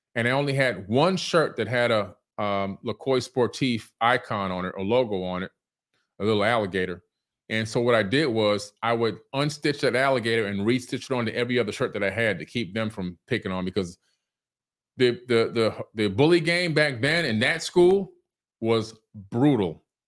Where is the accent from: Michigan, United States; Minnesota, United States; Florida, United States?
Florida, United States; Miami; also born or lived in Queens, New York City; I was born in New York City, Queens General Hospital. From Queens, we moved down to Miami, Florida in nineteen seventy-one, okay? I was six going on seven.